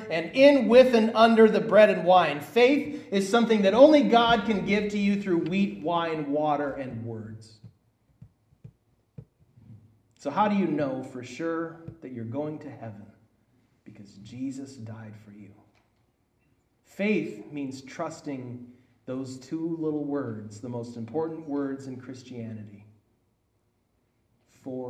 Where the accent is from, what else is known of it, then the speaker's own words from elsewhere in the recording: Minnesota, United States; now in Bullhead City, United States; my hometown of Minnesota